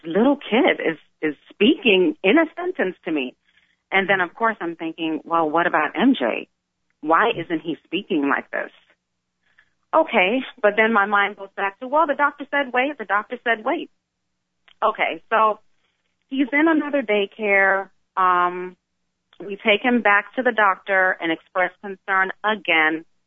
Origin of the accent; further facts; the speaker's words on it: South Florida, United States; I grew up here. I grew up here, born and raised